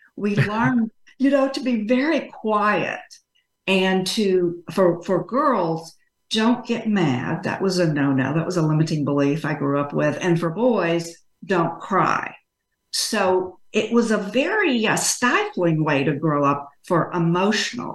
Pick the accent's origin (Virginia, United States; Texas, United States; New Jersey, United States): Texas, United States; I grew up in Texas though, so as you can tell from my speech, I'm a Texas girl. Always lived here